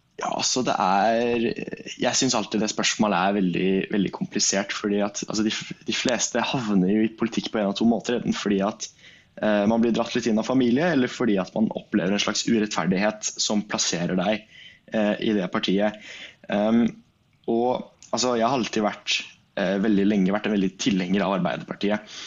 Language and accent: Norwegian; Fredrikstad, Østfold, Norway; jeg kommer fra Fredrikstad